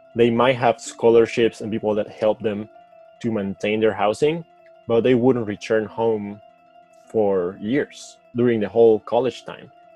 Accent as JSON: {"language": "English", "town": "Caracas", "region": "Capital District", "country": "Venezuela", "tie": "born or raised there", "second_language": "English", "moved": "as an adult", "lives_now": "Michigan, United States", "said": "I was born in Caracas, Venezuela."}